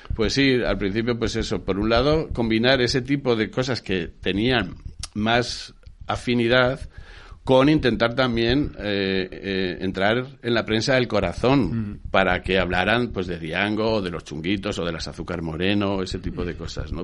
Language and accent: Spanish; Madrid, Community of Madrid, Spain; also born or lived in Burgos / Western Sahara; Nací en Burgos, efectivamente, pero de pequeño mi padre es militar, era, porque murió. Eh, de pequeño ya nos trasladamos a vivir a Madrid